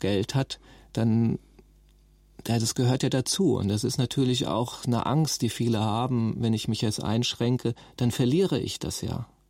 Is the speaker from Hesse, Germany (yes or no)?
yes; Nauheim, Hesse, Germany; also born or lived in Rüsselsheim; Ich bin 1968 geboren in Rüsselsheim und bin ganz in der Nähe in Nauheim geboren